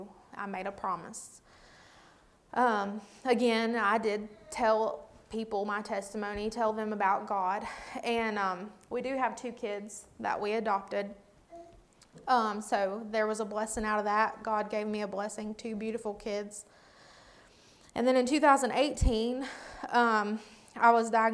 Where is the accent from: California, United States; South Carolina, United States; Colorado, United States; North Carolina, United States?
North Carolina, United States; Watauga County; I was born and raised in Watauga County.